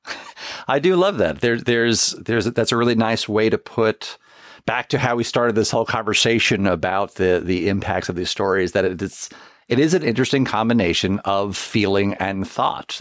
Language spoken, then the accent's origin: English; downstate New York, United States; growing up in New York, it's, that's an annual tale that is told, uh, even though I was, uh, you know, downstate